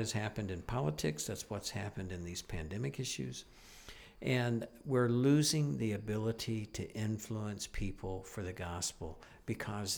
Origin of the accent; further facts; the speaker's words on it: United States; moved away as an adult; now in Niagara, Canada; being an American up here in Canada